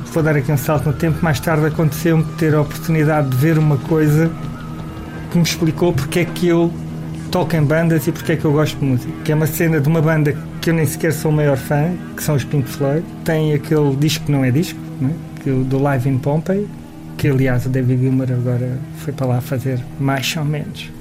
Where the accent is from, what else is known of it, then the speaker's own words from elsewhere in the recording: Lisbon, Portugal; also born or lived in Santo António dos Cavaleiros; sou da Alfama e a minha família tinha uma taberna barra casa de fados